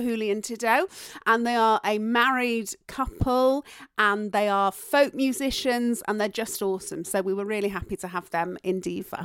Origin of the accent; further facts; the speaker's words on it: Yorkshire and the Humber, United Kingdom; accent: Yorkshire tones; I am from Yorkshire